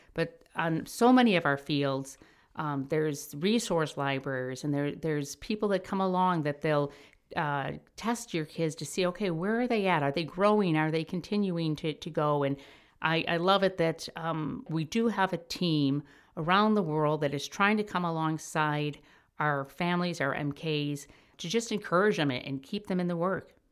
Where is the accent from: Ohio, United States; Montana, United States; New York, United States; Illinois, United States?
Illinois, United States; Chicago; moved away as an adult; I'm from Chicago.